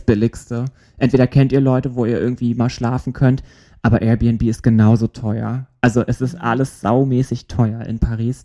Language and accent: German; Germany; ich komme aus Deutschland